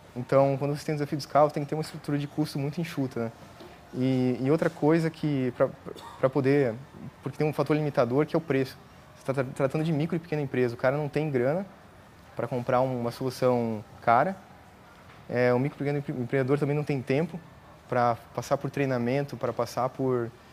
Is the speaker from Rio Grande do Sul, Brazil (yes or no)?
yes; Rio Grande do Sul, Brazil; moved away as an adult; also born or lived in Joinville, Santa Catarina; Sou gaúcho, nasci no Rio Grande do Sul, e aí eu fui para estudar a ciência da computação em Joinville, Santa Catarina.